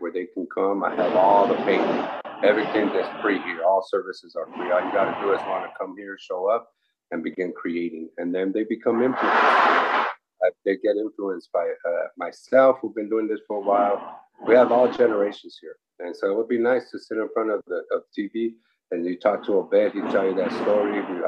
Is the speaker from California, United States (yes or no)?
yes; Los Angeles, California, United States; I'm from Boyle Heights, East Los Angeles